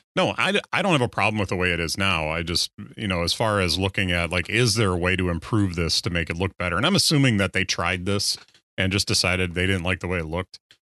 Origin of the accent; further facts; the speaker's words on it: Wisconsin, United States; I grew up in Wisconsin